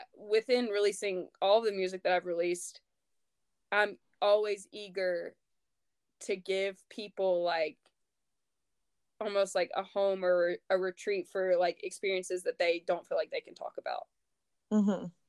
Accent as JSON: {"language": "English", "region": "North Louisiana", "country": "United States", "tie": "born or raised there", "said": "I grew up in North Louisiana and literally, like, saw snow maybe twice my whole life"}